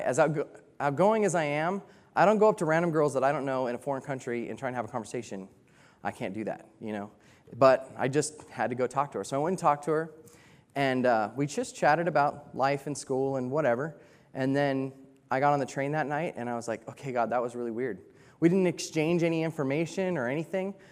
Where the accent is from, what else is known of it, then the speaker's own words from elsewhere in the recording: United States; moved away; I'm American, and I'm a cowboy